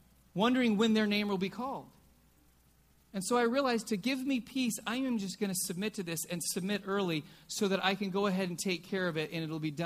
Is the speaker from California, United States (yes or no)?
yes; California, United States; also born or lived in Oregon; I was from California